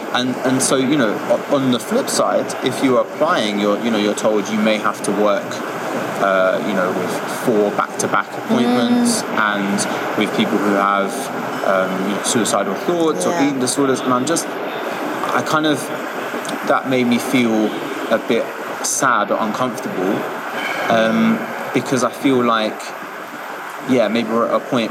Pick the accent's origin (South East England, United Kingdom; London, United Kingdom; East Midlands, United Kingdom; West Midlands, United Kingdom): London, United Kingdom; I grew up in Hackney